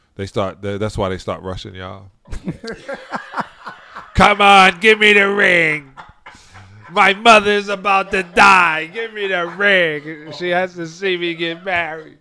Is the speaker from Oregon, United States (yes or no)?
no; New York City, New York, United States; born or raised there